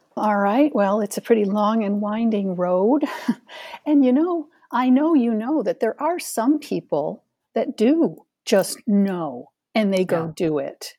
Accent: Ithaca, New York, United States; moved away; also born or lived in Phoenix, Arizona; I was born and raised in Ithaca, New York, the Finger Lakes region of central New York State

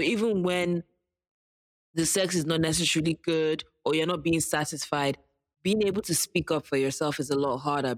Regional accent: Nigeria; And as a Nigerian, I'll second

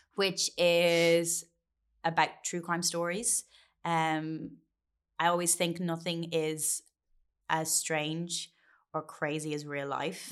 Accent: Ireland; as a kid growing up in Catholic Ireland

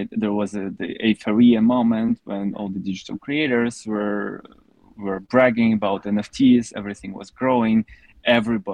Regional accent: Russia; I was also growing up in Russia

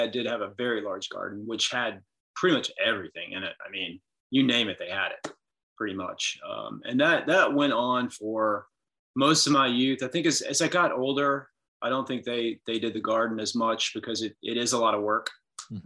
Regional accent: Lexington, Kentucky, United States; also born or lived in Winter Park, Florida / Colorado; My parents moved up here to Lexington, went to Sayre School, and then Dunbar for high school

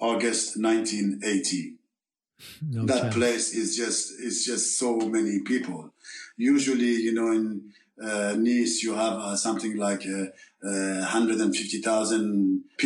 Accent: Tehran, Tehran Province, Iran; English is a second language; moved away as an adult; now in France

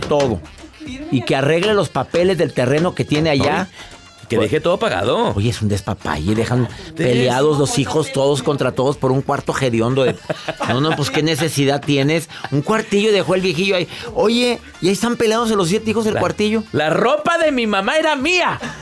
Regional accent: Monterrey, Nuevo León, Mexico; mi ciudad natal es Monterrey, Nuevo León

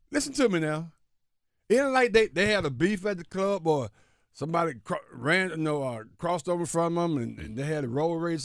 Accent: Alabama, United States; my home state

